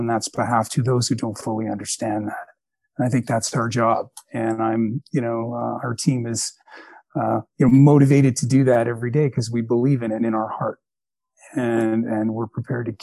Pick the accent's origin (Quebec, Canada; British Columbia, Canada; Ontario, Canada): Quebec, Canada; now in Alberta, Canada; I lived through two referendums growing up in Quebec